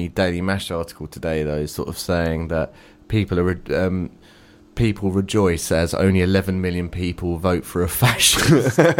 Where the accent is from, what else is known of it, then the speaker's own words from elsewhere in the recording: England, United Kingdom; I'm definitely English.